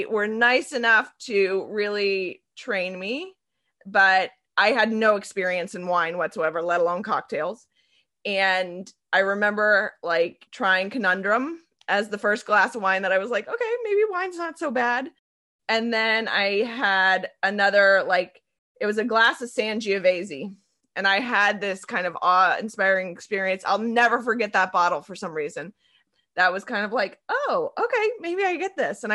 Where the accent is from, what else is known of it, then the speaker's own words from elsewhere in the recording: Carmel, Indiana, United States; moved away as an adult; also born or lived in Miami; I grew up in Carmel, Indiana